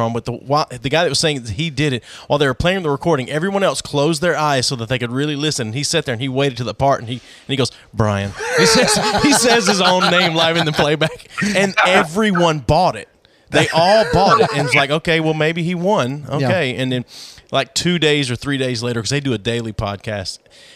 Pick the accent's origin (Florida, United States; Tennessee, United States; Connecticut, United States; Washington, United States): Tennessee, United States; also born or lived in Nashville; we're not from Knoxville. We're from Tennessee